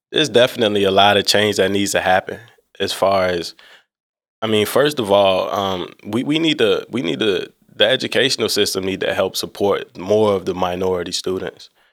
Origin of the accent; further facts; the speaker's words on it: Alexandria, Virginia, United States; I'm from Alexandria, Virginia.